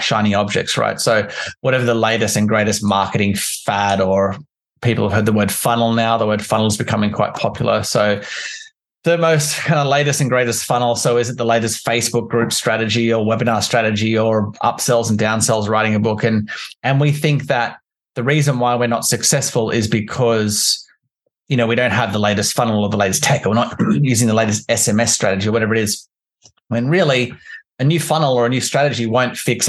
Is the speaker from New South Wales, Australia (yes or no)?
no; Canberra, Australian Capital Territory, Australia; also born or lived in London; I'm from Canberra in Australia